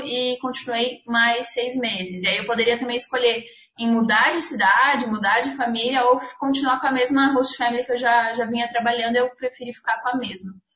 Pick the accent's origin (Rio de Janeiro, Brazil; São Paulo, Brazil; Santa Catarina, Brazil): Santa Catarina, Brazil; Blumenau; sou de Blumenau, Santa Catarina